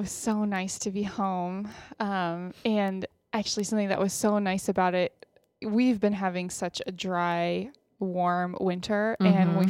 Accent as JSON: {"language": "English", "town": "Austin", "region": "Texas", "country": "United States", "tie": "born or raised there", "moved": "yes", "said": "Well, my parents and my sister still live in Austin, and I have an aunt and uncle and cousins that live in Austin, but it's not, where my family is from generations back or anything, but I mean, definitely my hometown"}